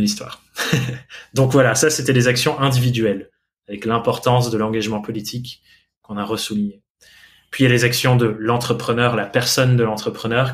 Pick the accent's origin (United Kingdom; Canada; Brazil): United Kingdom; England; French is a second language; now in France; je suis anglais